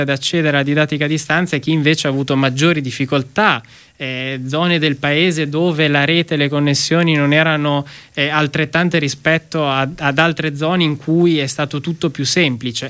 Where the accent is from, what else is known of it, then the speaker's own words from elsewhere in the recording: Emilia-Romagna, Italy; da Emiliano Romagnolo